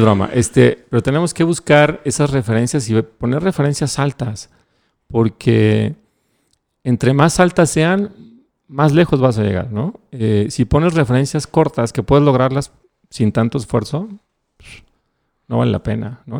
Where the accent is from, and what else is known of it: Mexico